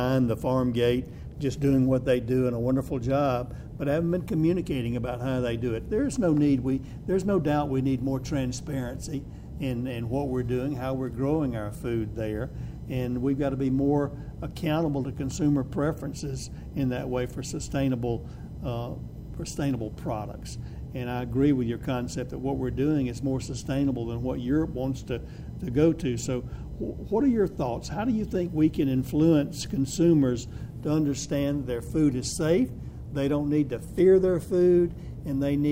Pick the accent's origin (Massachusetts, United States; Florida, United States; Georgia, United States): Georgia, United States; I'm from Georgia